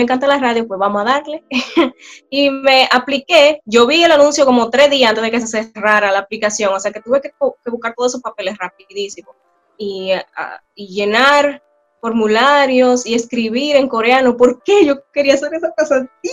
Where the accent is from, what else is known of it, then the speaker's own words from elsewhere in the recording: Bonao, Monseñor Nouel, Dominican Republic; moved away as an adult; now in South Korea; Soy oriunda de Bonao, República Dominicana